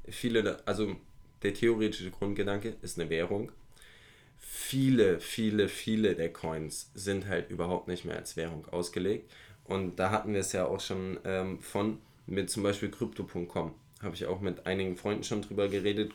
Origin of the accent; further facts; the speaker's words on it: Germany; bei uns in Deutschland